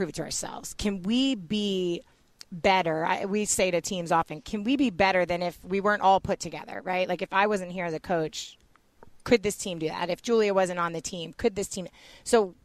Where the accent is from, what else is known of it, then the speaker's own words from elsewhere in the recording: East Coast, United States; now in St. Louis, United States; I'm from the East Coast